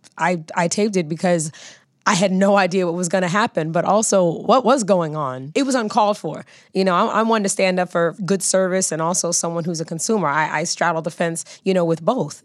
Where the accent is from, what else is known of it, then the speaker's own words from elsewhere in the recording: Los Angeles, California, United States; I'm an actress, singer, dancer, born and raised in Los Angeles, California